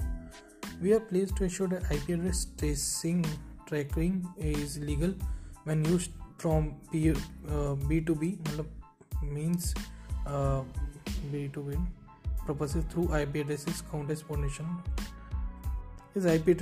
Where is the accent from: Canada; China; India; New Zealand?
India; Bikaner, Rajasthan; I am from Bikaner, Rajasthan